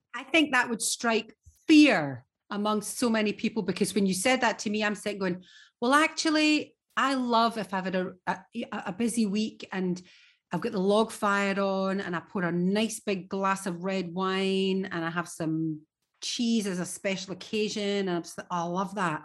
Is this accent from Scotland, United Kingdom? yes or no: yes; Scotland, United Kingdom; as a Scot